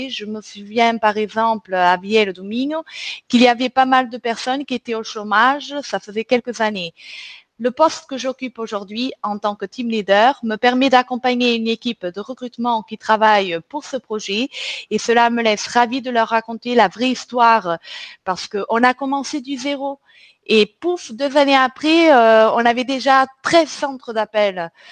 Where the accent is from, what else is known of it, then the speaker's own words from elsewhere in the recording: Portugal; born there; French is a second language; also born or lived in Bellegarde, France; je suis née au Portugal, mais j'ai vécu aussi à Nîmes, plus précisément à Bellegarde.